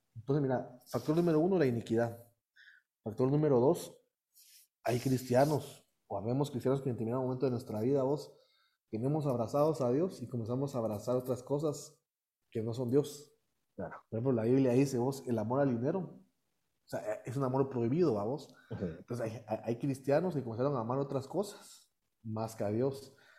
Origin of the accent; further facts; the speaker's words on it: Guatemala; also born or lived in United States; Yo nací en Estados Unidos. Ok. Y he radicado aquí toda mi vida